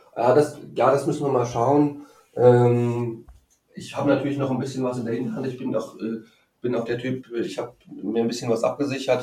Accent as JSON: {"language": "German", "town": "Frankfurt", "region": "Hesse", "country": "Germany", "said": "in Frankfurt, wo ich herkomme"}